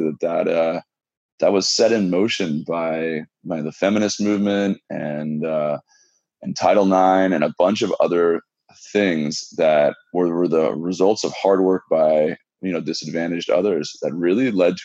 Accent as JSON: {"language": "English", "region": "West Coast", "country": "United States", "moved": "yes", "said": "I'm from the West Coast"}